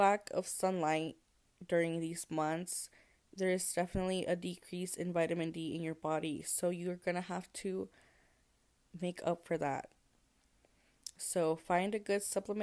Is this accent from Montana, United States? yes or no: no; Texas, United States; I'm from Texas, so it does not get that cold here in Texas